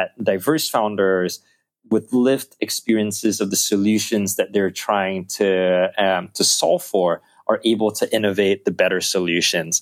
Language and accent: English; Singapore; the country that we're from Singapore